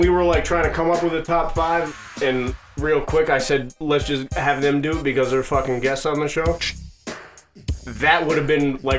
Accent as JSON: {"language": "English", "region": "East Coast", "country": "United States", "tie": "born or raised there", "said": "we grew up on the East Coast"}